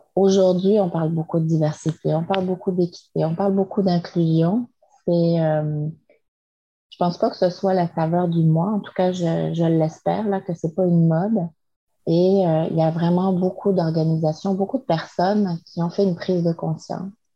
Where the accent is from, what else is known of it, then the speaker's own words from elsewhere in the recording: France; moved away as an adult; now in Quebec, Canada; je suis française